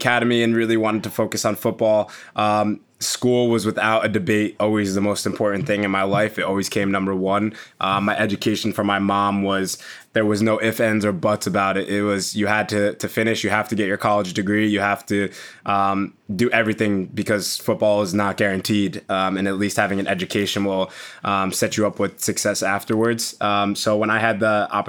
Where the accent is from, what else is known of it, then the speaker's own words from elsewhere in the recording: United States; first language English; also born or lived in New York / Leipzig; now in Leeds, United Kingdom; growing up and obviously playing football in America